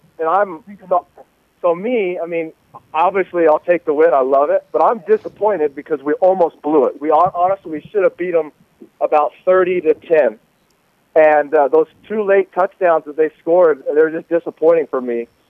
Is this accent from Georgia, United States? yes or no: no; Salt Lake City, Utah, United States; growing up in Salt Lake